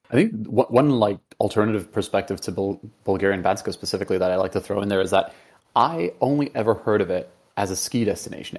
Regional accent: Venezuela; moved away; I grew up in Venezuela for, for a part of it

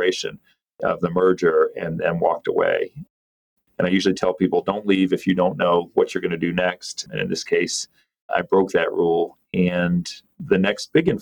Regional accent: North Carolina, United States; I grew up in North Carolina

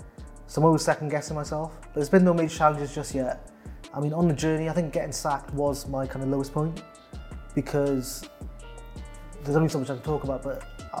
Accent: Newport, Wales, United Kingdom; I'm born and bred in South Wales, small town called Newport.

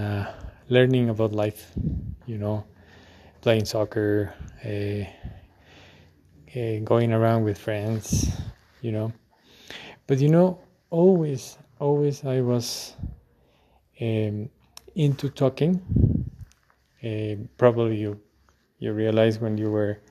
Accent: Quito, Pichincha, Ecuador; I was born in Quito on January 23rd on 1982

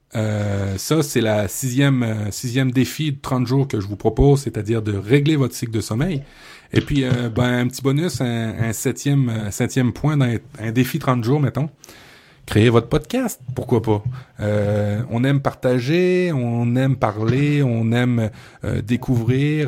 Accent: Quebec, Canada; chez nous au Québec

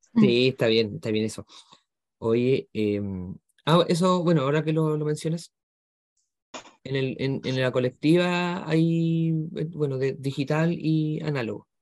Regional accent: Chile; somos solo acá de Chile

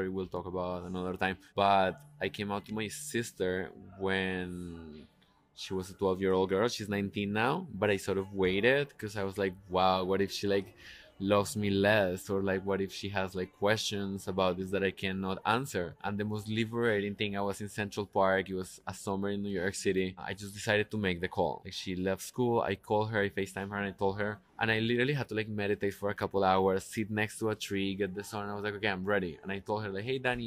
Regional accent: Colombia; English is a second language; moved away; I grew up in Colombia, but like by moving here

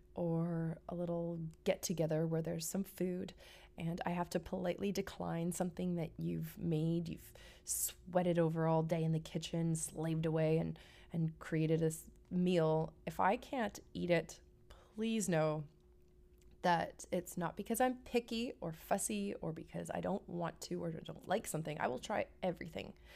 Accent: Vancouver, British Columbia, Canada; moved away; I'm from Vancouver, Canada. I'm a West Coast girl

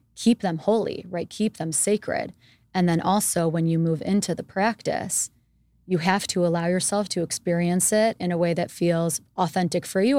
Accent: United States; moved away as an adult; also born or lived in Israel / India; being Jewish growing up in America

